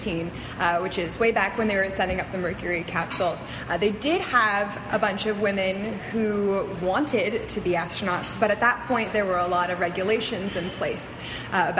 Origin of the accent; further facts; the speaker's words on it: Florida, United States; moved away; also born or lived in Central Washington University; I grew up in Florida